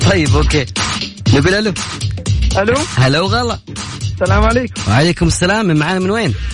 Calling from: Yanbu, Medina Province, Saudi Arabia; بعدين الجو بارد ما شاء الله عندنا في ينبع يعني يعتبر حليو لنا ثلاث ايام ما شاء الله جت موجه

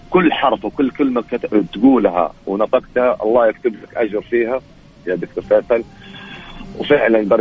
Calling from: Yanbu, Medina Province, Saudi Arabia; ينبع البحر

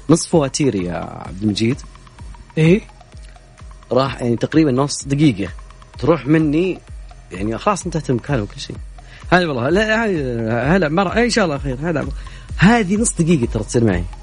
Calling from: Medina, Medina Province, Saudi Arabia; والله انا من المدينه رايح على تبوك الشبكه عندي تقطع

